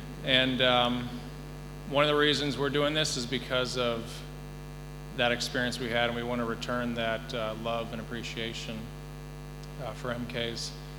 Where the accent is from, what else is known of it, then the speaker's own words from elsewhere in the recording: Gabon; I grew up in Africa. I was born in Gabon, and went to boarding school at the age of 6